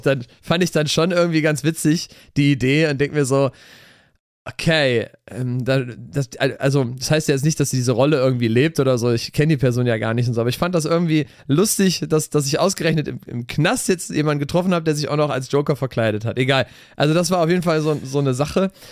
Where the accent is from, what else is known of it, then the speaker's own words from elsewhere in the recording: Cologne, North Rhine-Westphalia, Germany; Dreigestirn haben wir bei uns in Köln